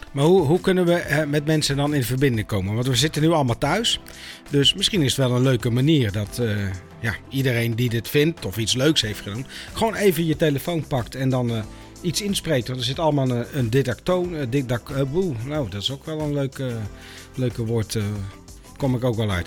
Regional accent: North Brabant, Netherlands; moved away; ik kom uit Brabant

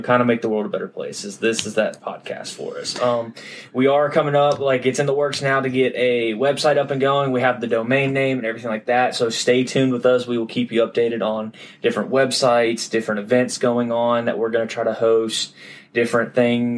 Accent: Middle Tennessee, United States; also born or lived in Memphis, Tennessee; I'm from the Middle Tennessee area, went to Brentwood Academy, graduated

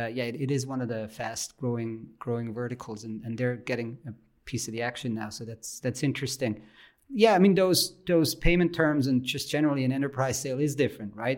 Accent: German-speaking Switzerland, Switzerland; English is a second language; I'm from the German speaking part of Switzerland

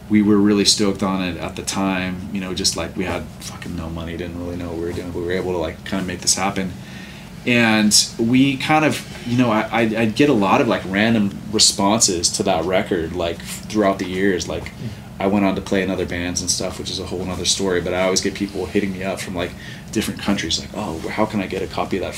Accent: Santa Cruz, California, United States; I'm from Santa Cruz. Yeah. So I grew up in, like, the punk rock scene

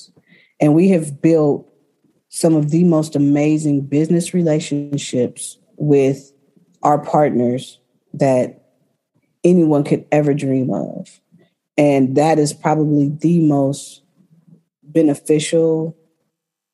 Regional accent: Berkeley, California, United States; I grew up in Berkeley, born and raised.

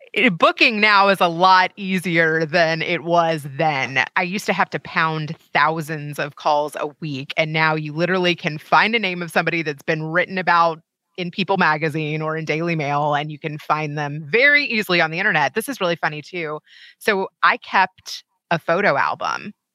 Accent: Kentucky, United States; moved away; so I'm from Kentucky

